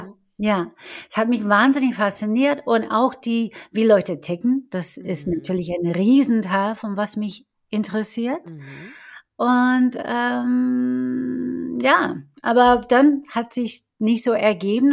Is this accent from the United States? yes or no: yes; Detroit, Michigan, United States; German is a second language; also born or lived in Chicago / London / Rome; now in Germany; Ich bin in Detroit geboren und aufgewachsen